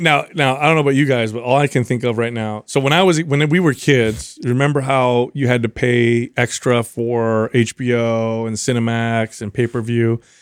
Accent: United States; I am an American

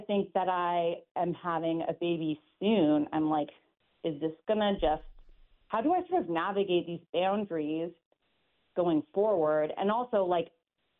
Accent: Canada; I'm from Canada

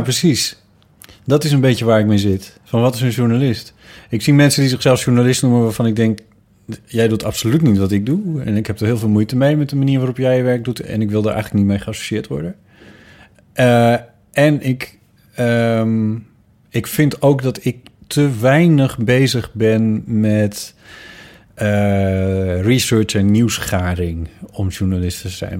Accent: near Sneek, Friesland, Netherlands; uit Friesland. waar ik vandaan kom, ergens in de buurt van Sneek

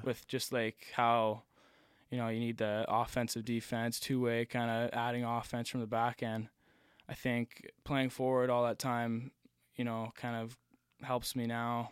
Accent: Nova Scotia, Canada; also born or lived in Connecticut; me and Cam, um, we're from Nova Scotia. We were the two from here

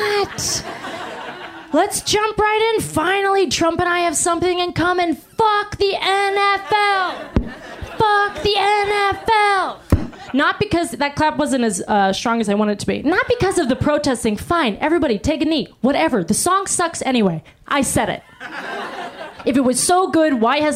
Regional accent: Pittsburgh, Pennsylvania, United States; I was born in Pittsburgh, Pennsylvania

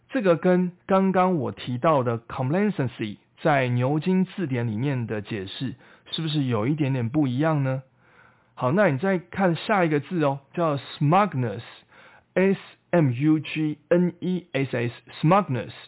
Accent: Taiwan; 我们台湾人的说法

